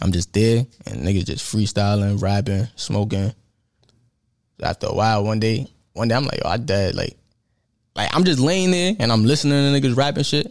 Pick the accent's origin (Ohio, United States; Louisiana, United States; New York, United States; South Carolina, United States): New York, United States; New York City; I'm from East New York. I grew up in the Heights